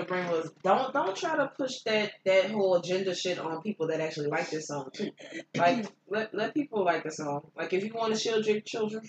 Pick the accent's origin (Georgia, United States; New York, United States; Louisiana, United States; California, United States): Louisiana, United States; New Orleans; Period. And we from New Orleans.